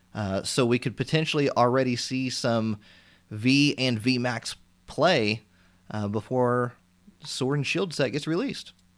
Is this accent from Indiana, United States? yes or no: yes; Indiana, United States; I'm from Indiana, so we have a store called Meijer in our area as well